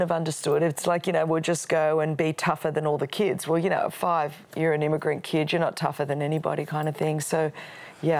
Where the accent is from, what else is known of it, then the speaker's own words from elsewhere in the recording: Australia; first language Greek; English is a second language; my parents um, came over from Alexandria, Egypt. My grandparents were from Greece, and so we were immigrants into Australia